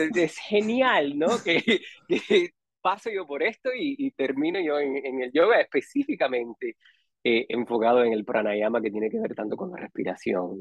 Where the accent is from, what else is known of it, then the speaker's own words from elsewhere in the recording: Miami, Florida, United States; also born or lived in Matanzas, Cuba / San José, Costa Rica; en el 82 ya llegué a, Miami y ahí viví